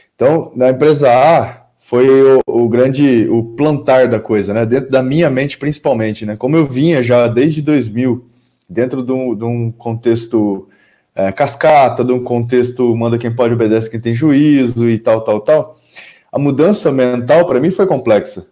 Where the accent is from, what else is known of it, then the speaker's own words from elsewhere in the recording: Campinas, São Paulo, Brazil; sou aqui de Campinas, interior de São Paulo